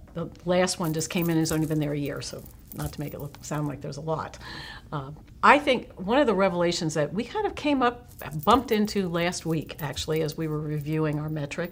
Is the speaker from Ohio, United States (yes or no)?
yes; Cincinnati, Ohio, United States; moved away as an adult; now in Menomonee Falls, United States; I was born and raised in Ohio, Cincinnati, went to college at Miami University, lived in Ohio most of my adult life